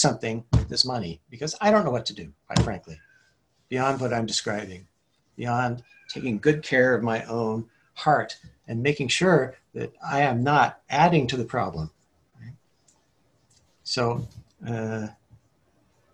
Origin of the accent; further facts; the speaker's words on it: Hillsborough, California, United States; also born or lived in San Mateo, California; I grew up in San Mateo Park and then Hillsboro